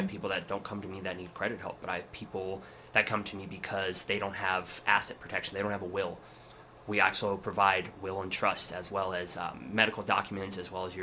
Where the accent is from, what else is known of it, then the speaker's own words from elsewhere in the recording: Cheyenne, Wyoming, United States; I have lived, born and raised in Cheyenne.